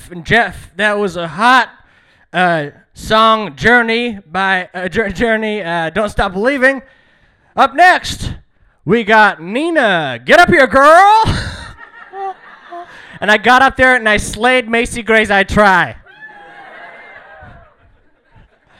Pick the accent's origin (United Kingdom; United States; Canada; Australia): Canada; Burnaby, British Columbia; also born or lived in Iran; I'm from Iran, but I was raised in Burnaby.